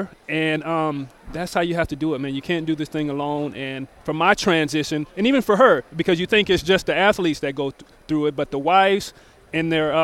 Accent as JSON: {"language": "English", "town": "Tacoma", "region": "Washington", "country": "United States", "tie": "born or raised there", "said": "I grew up in Tacoma"}